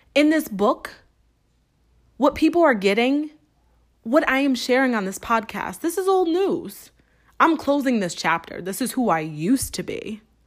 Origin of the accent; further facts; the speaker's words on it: Springfield, Massachusetts, United States; moved away; Springfield, Massachusetts. Yes, my hometown